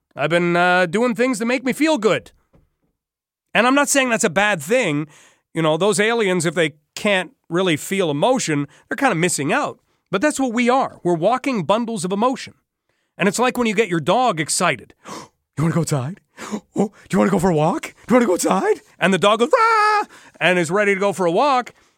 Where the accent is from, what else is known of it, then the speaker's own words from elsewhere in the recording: Canada; We're Canadian